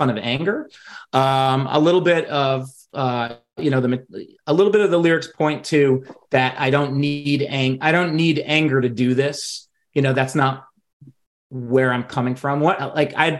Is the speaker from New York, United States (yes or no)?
yes; New York, United States; growing up in New York, we had access to Seton Hall's pirate radio